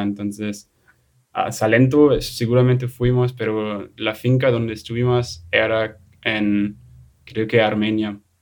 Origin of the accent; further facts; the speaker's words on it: Germany; Spanish is a second language; moved away as an adult; mí como alemán